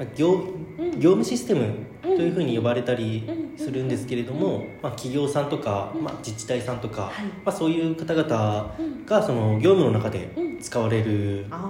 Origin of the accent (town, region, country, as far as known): Kasuya District, Fukuoka, Japan; born or raised there